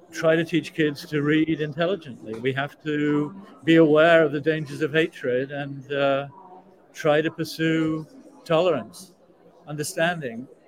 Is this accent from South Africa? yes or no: yes; South Africa; I come from South Africa. I mean, I spent my entire childhood and adolescence listening to my relatives saying the cataclysm was coming.